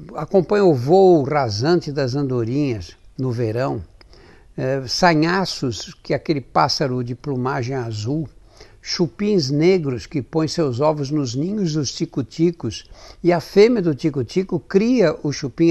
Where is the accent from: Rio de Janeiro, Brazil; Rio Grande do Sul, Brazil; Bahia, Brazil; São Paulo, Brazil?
São Paulo, Brazil; Eu nasci e sempre vivi em São Paulo